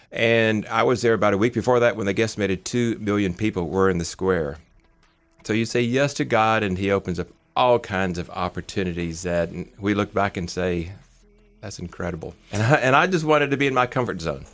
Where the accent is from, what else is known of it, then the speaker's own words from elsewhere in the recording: Memphis, Tennessee, United States; moved away; Grew up in Memphis, Tennessee. Had two goals, make a lot of money and stay in my hometown of Memphis for the rest of my life